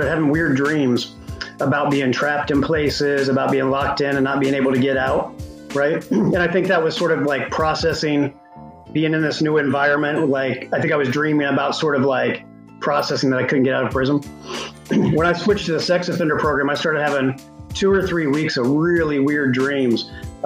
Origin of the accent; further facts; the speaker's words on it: Indianapolis, Indiana, United States; moved away as an adult; now in Pittsburgh, United States; I grew up in Indianapolis in a trailer park